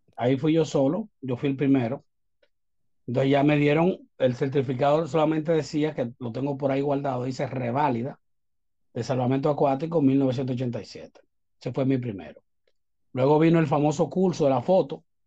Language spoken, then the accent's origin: Spanish; Santo Domingo, Distrito Nacional, Dominican Republic; nací en Santo Domingo. Estudié cerca de la UAS toda mi vida, desde los tres años